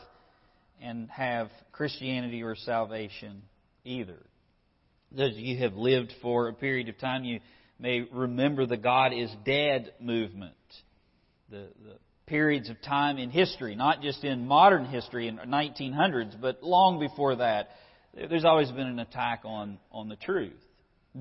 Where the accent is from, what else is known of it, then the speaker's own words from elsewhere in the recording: United States; as an American